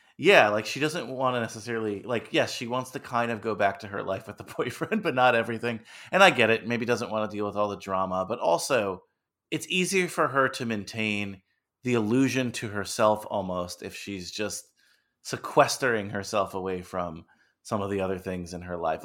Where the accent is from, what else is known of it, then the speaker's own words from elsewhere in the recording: Old Tappan, New Jersey, United States; I grew up in Old Japan, New Jersey